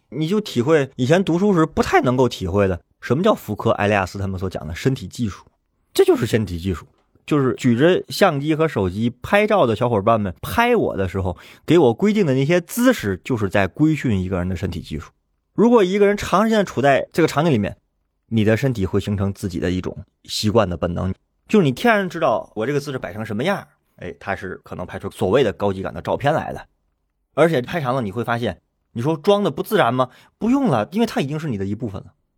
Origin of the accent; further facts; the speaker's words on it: Tianjin, China; moved away; 如果问我说天津哪儿好玩，你知道我回答这个问题我会想半天。我不是说我的家乡没有好玩的地方